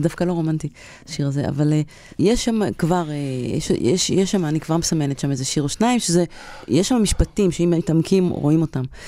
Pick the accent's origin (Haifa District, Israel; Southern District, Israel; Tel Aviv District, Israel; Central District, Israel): Haifa District, Israel; Kiryat Bialik; קריית ביאליק, אני הייתי כל היום בכפר